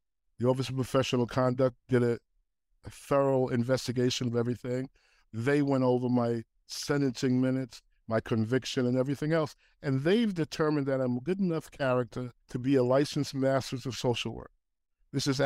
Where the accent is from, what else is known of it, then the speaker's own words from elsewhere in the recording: New York City, New York, United States; also born or lived in Queens; I was born in Queens, raised in Manhattan.